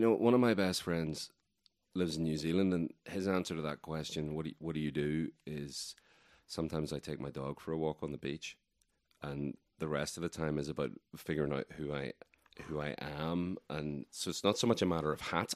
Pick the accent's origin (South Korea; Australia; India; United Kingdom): United Kingdom; Northern Ireland; accent: Irish; moved away as an adult; now in Asheville, United States; I was born in Ireland. I lived there for the first three and a half decades or so of my life.